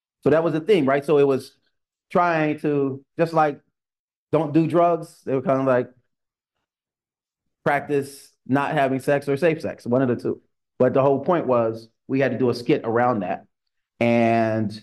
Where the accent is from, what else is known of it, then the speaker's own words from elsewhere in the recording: Ohio, United States; I grew up in Ohio. So I was in the Midwest region.